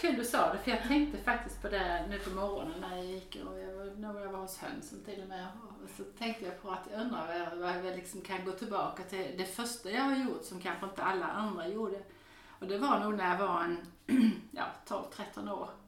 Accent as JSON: {"language": "Swedish", "country": "Denmark", "tie": "born or raised there", "also_born_or_lived": "Häradsbäck, Sweden", "moved": "yes", "lives_now": "Sweden", "said": "jag är född och uppvuxen i Danmark"}